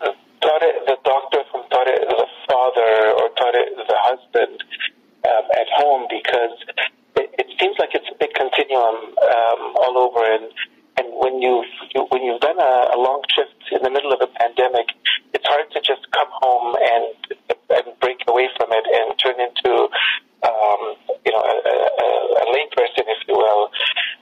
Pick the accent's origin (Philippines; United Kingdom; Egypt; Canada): Egypt; Alexandria, Alexandria Governorate; also born or lived in Los Angeles, United States / Middle East; now in Phoenix, United States; I'm an Egyptian from Alexandria. I currently live in Phoenix, Arizona